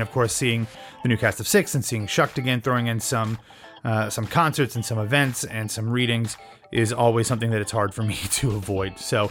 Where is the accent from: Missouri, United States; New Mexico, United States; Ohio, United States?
Ohio, United States; Columbus; my hometown of Columbus, Ohio